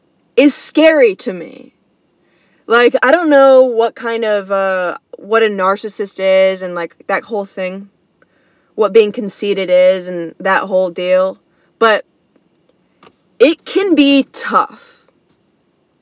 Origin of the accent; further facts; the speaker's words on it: United States; being an American, you know, being born as an American